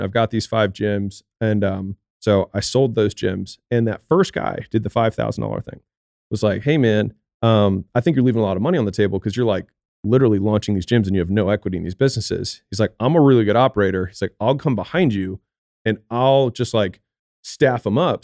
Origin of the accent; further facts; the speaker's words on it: Baltimore, Maryland, United States; moved away; I'm from Baltimore